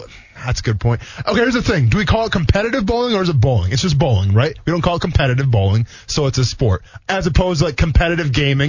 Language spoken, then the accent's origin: English; Wisconsin, United States; moved away; I come from Wisconsin, okay? I mean, I was basically born in a bowling alley, okay?